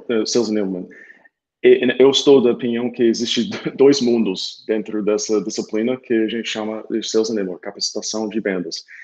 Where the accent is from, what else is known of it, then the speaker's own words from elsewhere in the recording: Tulsa, Oklahoma, United States; Portuguese is a second language; Eu sou de Tulsa, Oklahoma, cidade 300 mil habitantes, e onde minha tia cuidava de intercambistas.